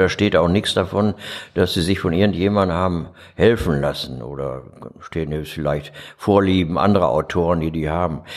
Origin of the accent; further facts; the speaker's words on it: Dortmund, North Rhine-Westphalia, Germany; also born or lived in Duisburg; now in Essen, Germany; ich komme aber aus Dortmund